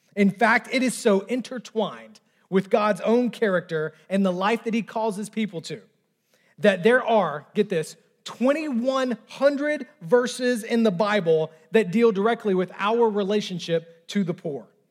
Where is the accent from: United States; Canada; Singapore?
United States; the South; I know I'm in the South. I know I was raised in the South